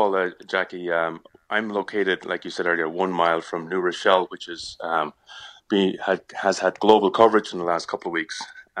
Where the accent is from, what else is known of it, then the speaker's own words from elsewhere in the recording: Cork, Munster, Ireland; now in Pelham, United States; I'm from Cork.